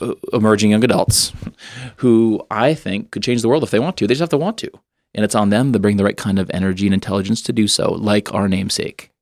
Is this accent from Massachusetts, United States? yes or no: yes; Western Massachusetts, United States; moved away as an adult; also born or lived in Boston area, Massachusetts; now in Easton, Pennsylvania, United States; I grew up in Western Mass